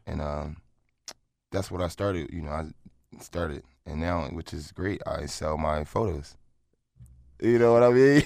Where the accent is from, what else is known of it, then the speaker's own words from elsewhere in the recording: Philadelphia, Pennsylvania, United States; I was from Philly